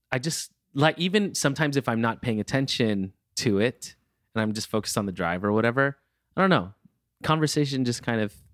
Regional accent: California, United States; I'm a Californian through and through.

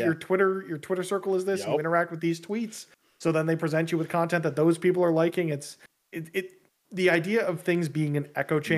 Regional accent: Toronto, Ontario, Canada; I'm from Toronto. I'm in Toronto.

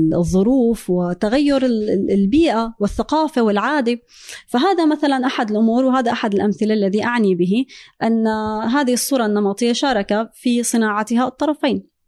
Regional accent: Syria; moved away as an adult; also born or lived in France; now in United States; أنا هاجرت من سوريا

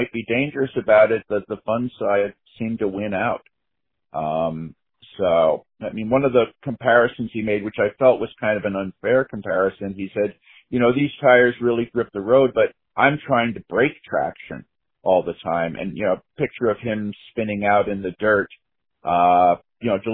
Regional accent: New York, United States; I grew up in New York

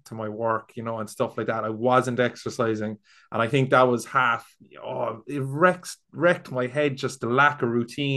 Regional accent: Cork, Munster, Ireland; moved away as an adult; now in Galway, Ireland; I'm from Cork, I'm living in Galway, but the job is back down in Cork

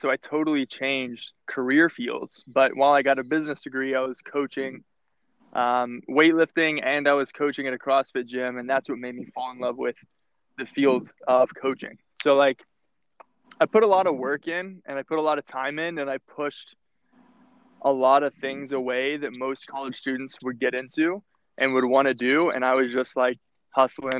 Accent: Texas, United States; I grew up in Texas

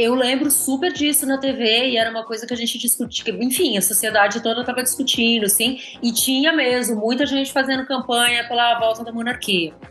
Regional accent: São Paulo, Brazil; sou nascida em São Paulo, morei aqui a vida inteira

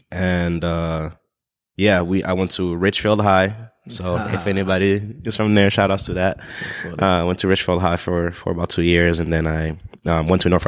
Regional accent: Togo; born there; So uh, I'm born in a, a, small country called Togo. It's on the west coast of Africa. It's right next to Ghana.

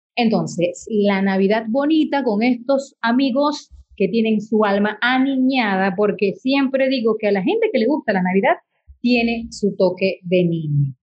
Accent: Venezuela

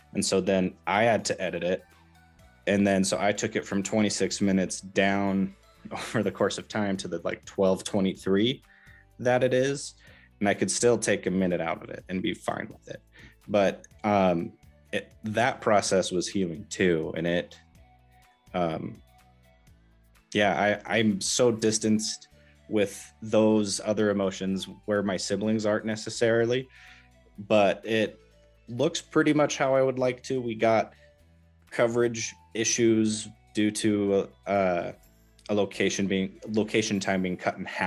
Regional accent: Southwest Washington, United States; moved away as an adult; also born or lived in Southern Utah; I grew up in Southwest Washington and then in 2019 moved to Southern Utah

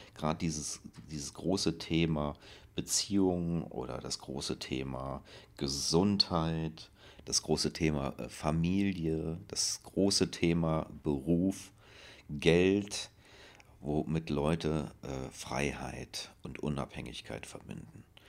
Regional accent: Germany; moved away as an adult; also born or lived in France / Barcelona, Spain; in dem Ort, wo ich herkomme

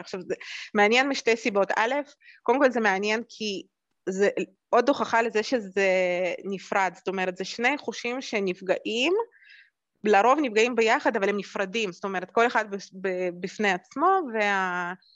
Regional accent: Jerusalem, Jerusalem District, Israel; also born or lived in Moscow, Russia; אני נולדתי במוסקבה, ו- ו- וכשעלינו לארץ גרתי בירושלים

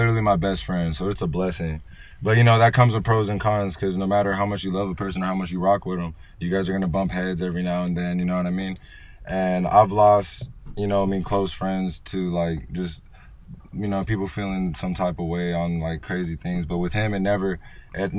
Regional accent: Salinas, California, United States; growing up in Salinas.

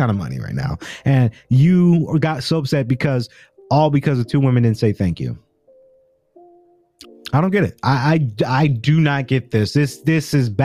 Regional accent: the South, United States; now in Atlanta, United States; I'm from the South, and we're all kind of in the South here in Atlanta, but I'm from South

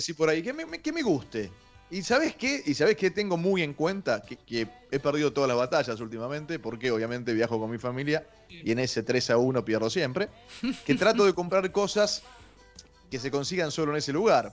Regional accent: Tigre, Buenos Aires Province, Argentina; porque yo soy de Tigre

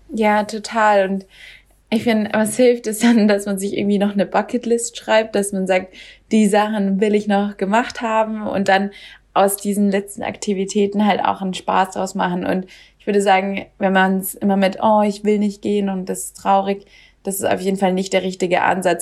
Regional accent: Germany; now in Sweden; als Deutsche

